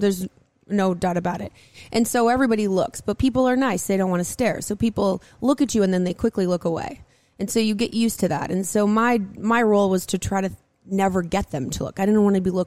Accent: Minneapolis, Minnesota, United States; I grew up in Minneapolis

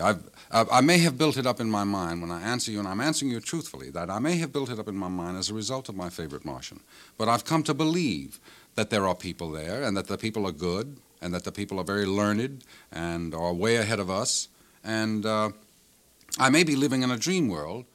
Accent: New Orleans, Louisiana, United States; moved away; I grew up in New Orleans, and I haven't been there for quite some time

